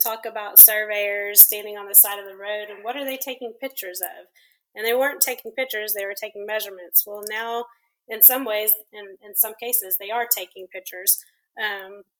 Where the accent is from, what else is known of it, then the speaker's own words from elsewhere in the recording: Abilene, Texas, United States; moved away as an adult; now in Austin, United States; I am originally from West Texas, from Abilene, and I moved to Austin in 2001